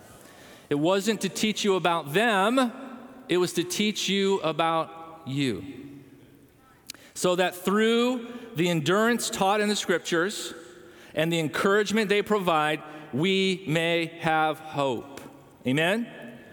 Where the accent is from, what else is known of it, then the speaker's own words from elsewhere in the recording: Chicago, Illinois, United States; moved away; I was from Chicago.